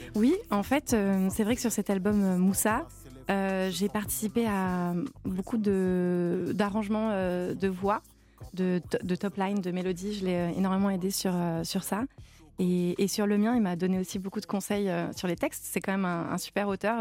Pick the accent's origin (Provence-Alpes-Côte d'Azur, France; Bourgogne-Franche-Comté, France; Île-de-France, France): Provence-Alpes-Côte d'Azur, France; Cavaillon; Je suis euh, originaire de Cavaillon. Je suis née à Cavaillon.